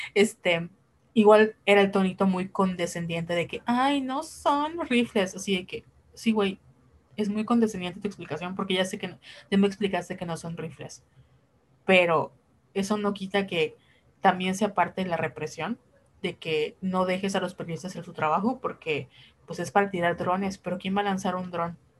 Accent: Yucatán, Mexico; somos de Yucatán

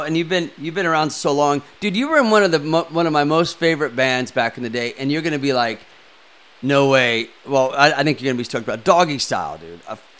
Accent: Kansas City, United States; I grew up in Kansas City

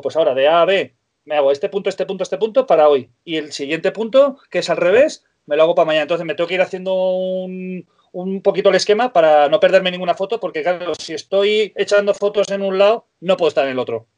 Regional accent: Ciudad Real, Castilla-La Mancha, Spain; moved away as an adult; also born or lived in Eriste, near Benasque, Aragon; now in Benasque area, Spain; nací en Ciudad Real, en La Mancha

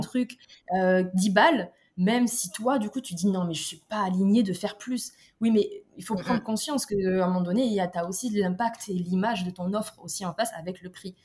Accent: Toulouse, Occitania, France; moved away; moi, maintenant, je suis un peu partout dans le monde, mais à la base, je viens de Toulouse

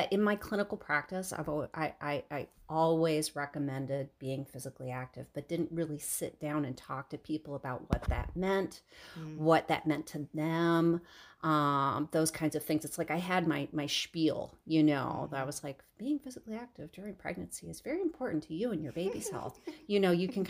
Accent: Michigan, United States; I grew up in Michigan, downhill skiing on, basically frozen sand dunes

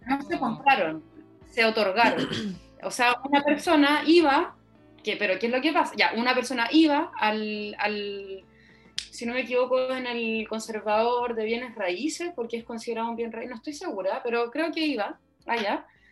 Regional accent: Santiago, Santiago Metropolitan Region, Chile; moved away as an adult; now in Valdivia, Chile; nací en Santiago

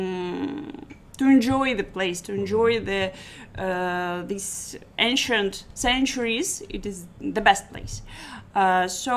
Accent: Kharkiv, Kharkiv Oblast, Ukraine; English is a second language; moved away as an adult; now in Antalya, Turkey; Kharkiv. It's the east of Ukraine.

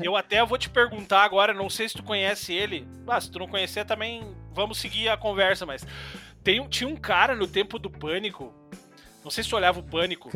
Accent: Novo Hamburgo, Rio Grande do Sul, Brazil; moved away as an adult; now in Sapiranga, Brazil; eu sou, eu sou nascido e criado em Canudos, ali em Novo

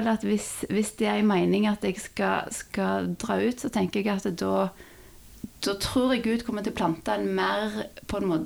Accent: Madagascar; also born or lived in Norway / France; Nei, jeg ble født eh, i Norge. Eh, og, men vi flytta ut når jeg var, var liten. Eh, etter et år i Norge så flytta vi bodde ett år i Frankrike, og så flytta vi til Madagaskar.

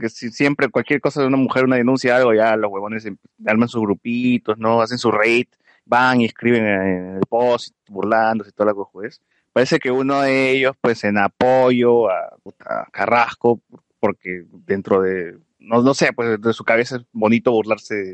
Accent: Peru; debemos apoyar el cine peruano porque es peruano y somos peruanos y debemos apoyar entre nosotros.

